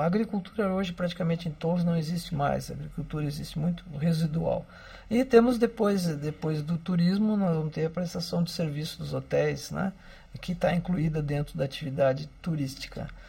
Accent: Porto Alegre, Rio Grande do Sul, Brazil; now in Torres, Brazil; eu sou natural de Porto Alegre, mas sou daquele veranista que se transforma em morador de Torres

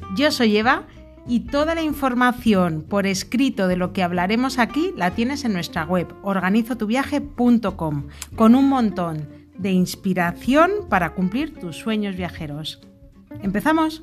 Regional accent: Arribes del Duero, Castile and León, Spain; mi pueblo, que está en las Arribes de Duero

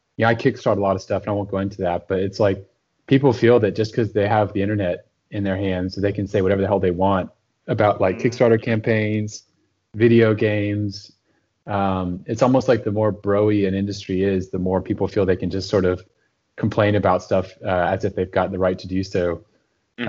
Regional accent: Austin, Texas, United States; Austin, my hometown

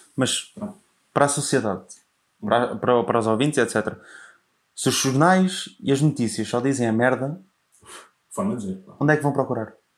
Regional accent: Portugal; Eu sempre deduzi que eu fosse português

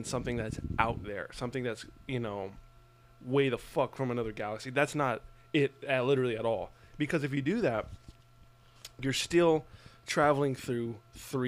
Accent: Albuquerque, New Mexico, United States; moved away; I grew up in Albuquerque

